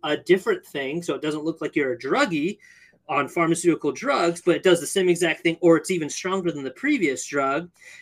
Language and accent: English; California, United States; I grew up in California